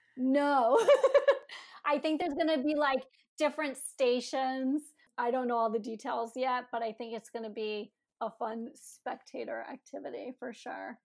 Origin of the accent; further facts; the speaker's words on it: Philadelphia, Pennsylvania, United States; my heart was always in Philly since that's my hometown